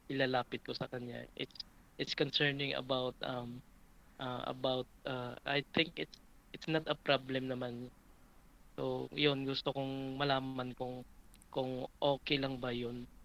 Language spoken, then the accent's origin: Tagalog; Visayas, Philippines; I'm from Visayas. So, I'm 33 years old.